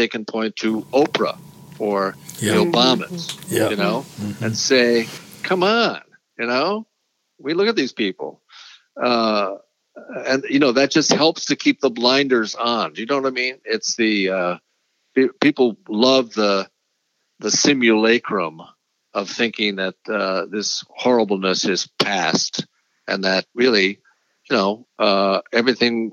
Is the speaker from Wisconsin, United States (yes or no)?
yes; Wisconsin, United States; elsewhere in Wisconsin, my home state